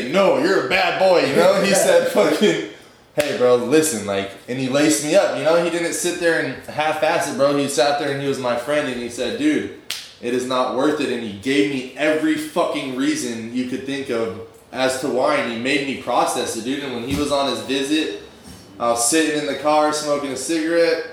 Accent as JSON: {"language": "English", "town": "Santa Cruz", "region": "California", "country": "United States", "moved": "yes", "said": "Santa Cruz back where I'm from"}